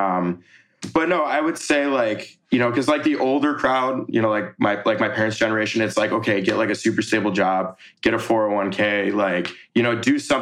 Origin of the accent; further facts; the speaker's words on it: Rochester, New York, United States; I'm from Rochester, New York. That's like way upstate New York by like Lake Ontario